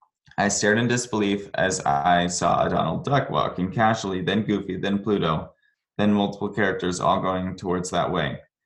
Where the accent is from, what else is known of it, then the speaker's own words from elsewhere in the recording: Orlando, Florida, United States; I grew up in Orlando, so my mom took me rather frequently as a young lad.